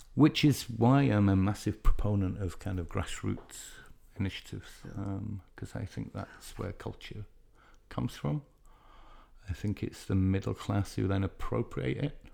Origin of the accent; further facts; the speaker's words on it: Leeds, Yorkshire and the Humber, United Kingdom; I'm from Leeds in the north of England